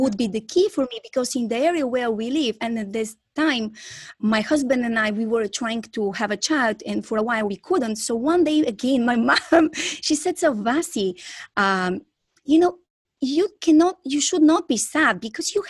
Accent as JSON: {"language": "English", "country": "Bulgaria", "second_language": "English", "moved": "as an adult", "lives_now": "Florida, United States", "said": "I'm originally from Bulgaria and I'm currently living in US, Florida."}